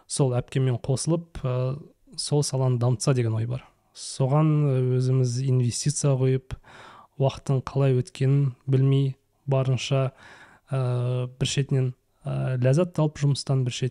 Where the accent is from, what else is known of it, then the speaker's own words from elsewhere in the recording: Kazakhstan; moved away as an adult; now in Malaysia; енді түбінде әрине қазақстанға қайтамыз ғой барлығымыз